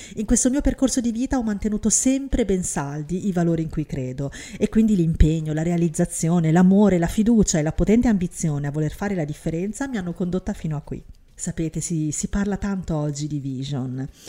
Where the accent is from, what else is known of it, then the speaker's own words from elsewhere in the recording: Syria; now in Italy; in Siria, mio paese natale